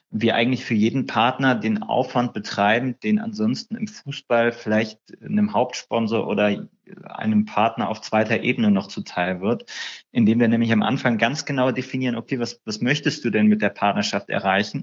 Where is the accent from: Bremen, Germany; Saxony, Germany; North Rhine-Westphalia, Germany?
North Rhine-Westphalia, Germany; Düsseldorf; also born or lived in Berlin; Ich bin ja gebürtiger Düsseldorfer